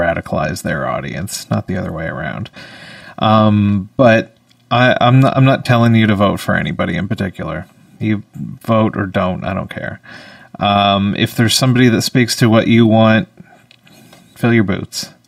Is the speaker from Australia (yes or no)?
no; Canada; as a Canadian